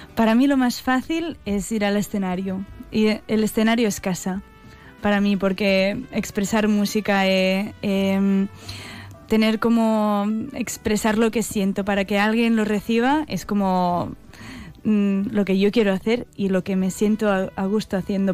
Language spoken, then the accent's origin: Spanish; Catalonia, Spain